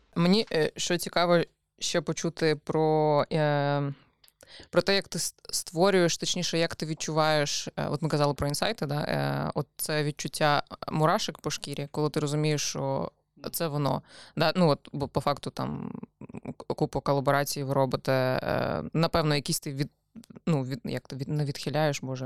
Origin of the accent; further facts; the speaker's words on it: Odesa, Odesa Oblast, Ukraine; я виросла в Одесі.